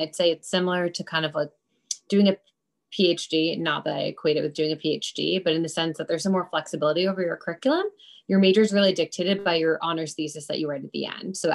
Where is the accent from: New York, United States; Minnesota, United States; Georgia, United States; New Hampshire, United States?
New York, United States; Westchester County; now in New York City, United States; I grew up in Westchester County, New York, about 40 minutes north of New York City